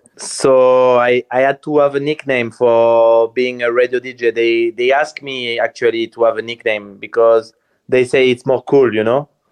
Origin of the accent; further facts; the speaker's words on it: near Strasbourg, Grand Est, France; English is a second language; moved away as an adult; also born or lived in Paris, France / Sardinia, Italy; now in Malta; I'm from France, next to Strasbourg, next to Germany, in the border with Germany.